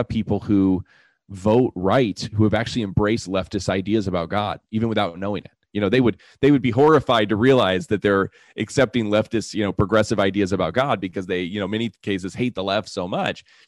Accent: United States; I'm an American

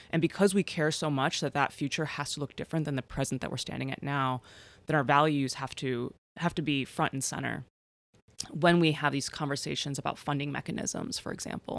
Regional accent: Chicago, Illinois, United States; growing up in Chicago

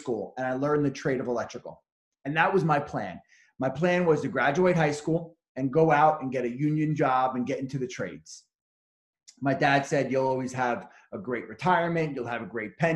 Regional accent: Bellmore, New York, United States; also born or lived in Suffolk County, New York; I grew up in Belmore, which is in Nassau County.

